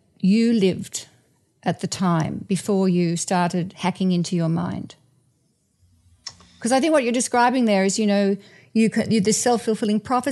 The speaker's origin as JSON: {"language": "English", "country": "Australia", "moved": "yes", "lives_now": "United States", "said": "I'm Australian. And when my sister, who visits me from Australia, comes"}